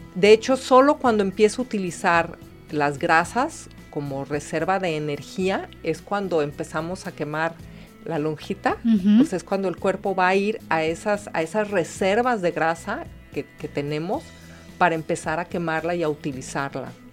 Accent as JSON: {"language": "Spanish", "country": "Mexico", "said": "nuestra cocina mexicana"}